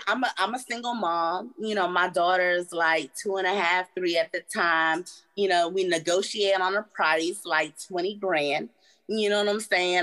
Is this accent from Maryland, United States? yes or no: yes; Maryland, United States; I'm from Maryland.